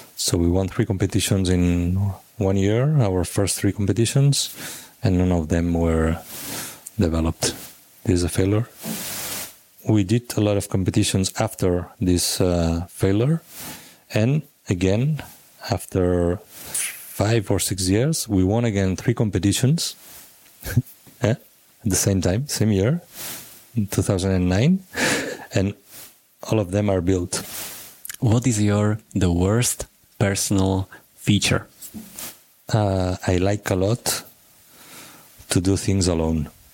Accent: Sabadell, Catalonia, Spain; I'm from Sabadell, so it's uh, 20 minutes by car 30, 40 minutes by train. And I used to go to the city with my parents.

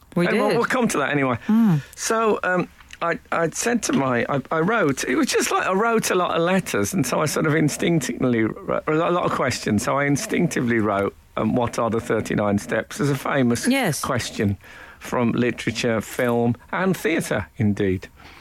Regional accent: Oldbury, West Midlands, United Kingdom; now in London, United Kingdom; I met a bloke last night from Albury, where I come from, and I felt my accent go revert. But when I came to London, I tried to clean it up a bit.

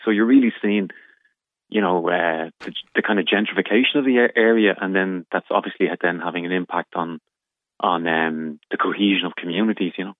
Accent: Dublin, Leinster, Ireland; also born or lived in Crumlin, Dublin; I'm originally from Fatima Mansions Flats, which is in the Dublin area. Uh, and then my parents moved up to Crumlin.

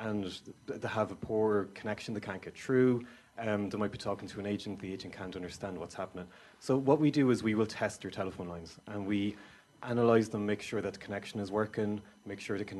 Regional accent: Kildare, Leinster, Ireland; moved away as an adult; also born or lived in Waterford; now in Skibbereen, Ireland; I'm originally from Kildare

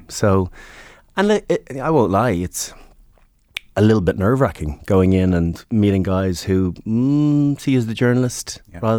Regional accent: Northern Ireland, United Kingdom; Where, where are you from? Northern Ireland. It was nationality Northern Irish identity.

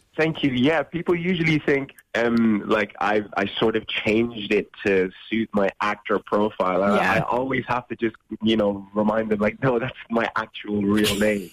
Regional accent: Ireland; I've been in Ireland my whole life

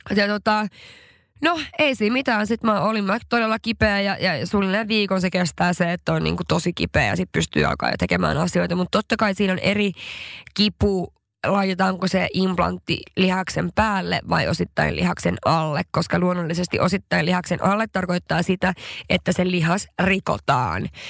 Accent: Haparanda, Norrbotten County, Sweden; mä oon kotoisin Haaparannasta

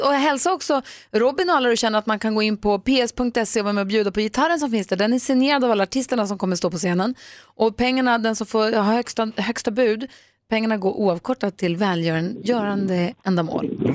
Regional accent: Luleå, Norrbotten County, Sweden; I Luleå där jag är uppvuxen

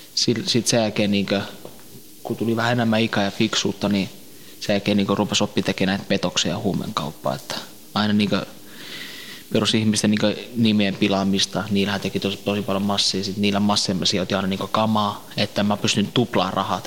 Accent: Tampere, Pirkanmaa, Finland; also born or lived in Helsinki; mä oon syntynyt Suomessa

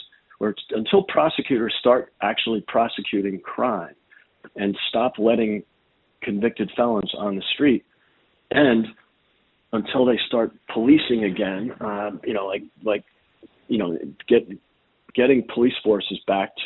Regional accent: Chicago, Illinois, United States; Chicago, again, my hometown

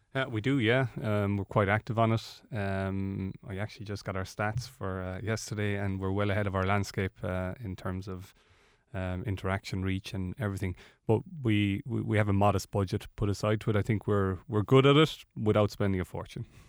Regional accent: Ireland; we are Irish

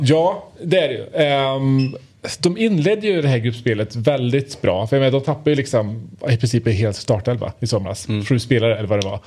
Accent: Värmland, Sweden; Mitt värmländska sinne

